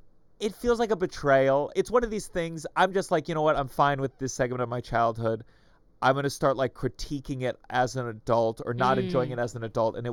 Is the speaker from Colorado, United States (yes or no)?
no; Potomac, Maryland, United States; Potomac, Maryland, near okay. Bethesda.